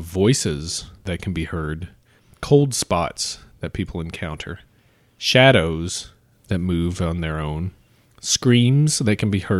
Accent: Kentucky, United States; moved away; Let's go back to my home state.

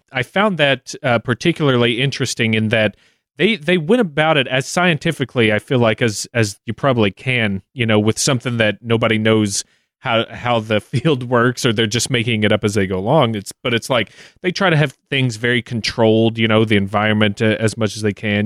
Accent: Kentucky, United States; my home state

